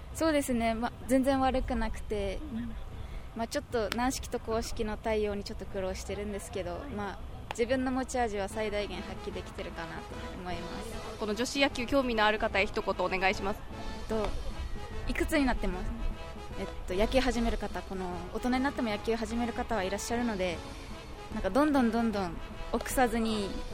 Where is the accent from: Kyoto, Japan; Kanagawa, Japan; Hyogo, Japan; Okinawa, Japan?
Okinawa, Japan; Yaese; 八重瀬町になります白川小学校